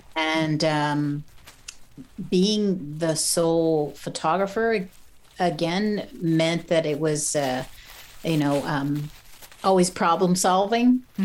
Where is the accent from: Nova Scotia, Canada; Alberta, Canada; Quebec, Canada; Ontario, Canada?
Quebec, Canada; Montreal; I'm from Montreal. We'd walk down Sherbrooke Street and go and check out the galleries